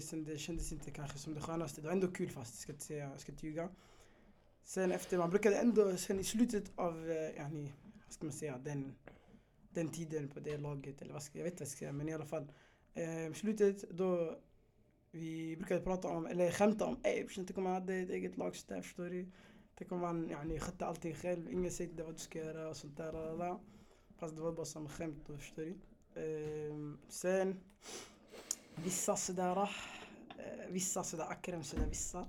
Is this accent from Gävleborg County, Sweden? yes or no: no; Stockholm, Stockholm County, Sweden; född och uppvuxen i Tensta